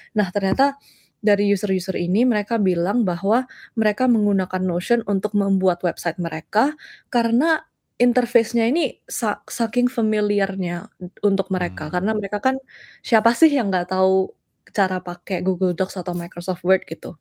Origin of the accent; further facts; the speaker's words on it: Surabaya, East Java, Indonesia; moved away as an adult; also born or lived in Los Angeles, United States; now in United States; Dulu lahir dan dibesarkan di Surabaya tapi pindah ke Amerika